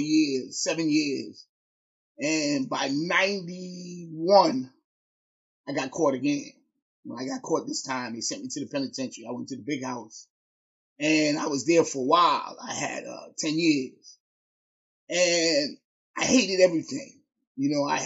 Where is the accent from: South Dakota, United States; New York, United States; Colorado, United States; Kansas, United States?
New York, United States; growing up in New York and having a vast amount of different ethnic backgrounds